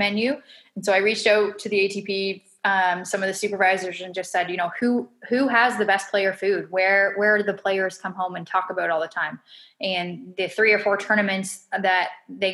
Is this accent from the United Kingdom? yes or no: no; Canada; especially being in my home country